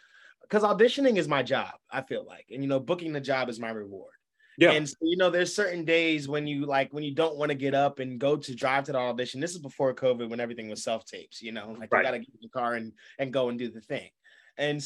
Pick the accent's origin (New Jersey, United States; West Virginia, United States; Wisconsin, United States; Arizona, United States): New Jersey, United States; I'm from Jersey